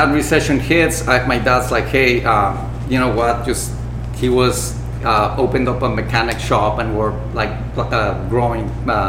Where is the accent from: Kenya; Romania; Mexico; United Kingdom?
Mexico; Gulf Coast of Mexico; moved away; also born or lived in Puerto Escondido; I grew up in the Gulf Coast. Actually, I've lived in several areas of Mexico, but I grew up in the Gulf Coast.